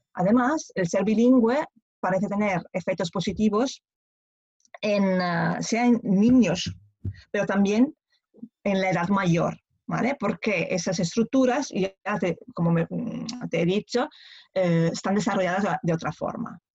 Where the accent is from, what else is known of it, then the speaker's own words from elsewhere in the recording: Italy; Spanish is a second language; moved away as an adult; also born or lived in Pisa, Italy; now in Barcelona, Spain; soy italiana